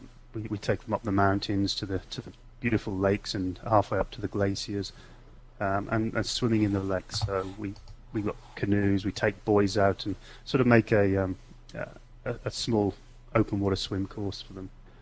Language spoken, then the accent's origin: English; England, United Kingdom; also born or lived in Australia / Netherlands; Originally from England. Not lived there for a while. Went across to Holland. I'm brought up in Australia, but came back to England when I was about 11.